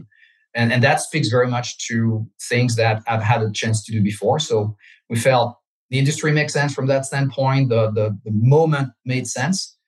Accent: France; English is a second language; moved away as an adult; now in South Florida, United States; I'm French. I grew up in France.

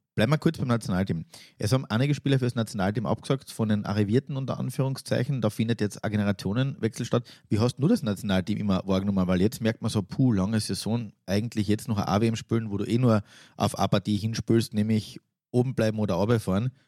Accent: Austria; Als Österreicher sind wir

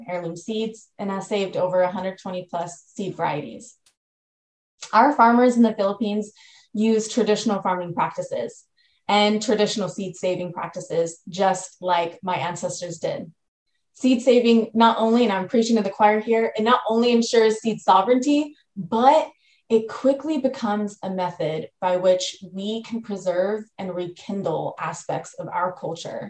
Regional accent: United States; I'm a first generation Filipino American

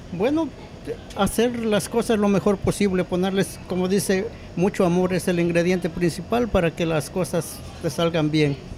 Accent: Puebla, Mexico; now in United States; yo soy de Puebla, México

